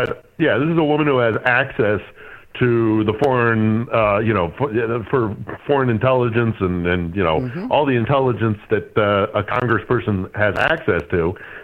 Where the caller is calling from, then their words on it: Lviv, Lviv Oblast, Ukraine; I am calling you from Lviv, where I am overlooking the central square